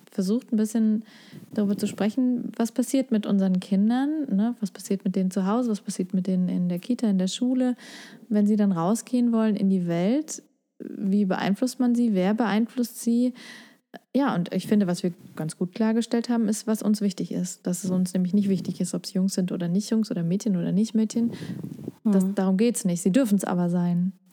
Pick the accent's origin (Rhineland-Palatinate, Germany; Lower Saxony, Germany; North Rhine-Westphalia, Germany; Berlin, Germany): Lower Saxony, Germany; ich komm zwar aus Niedersachsen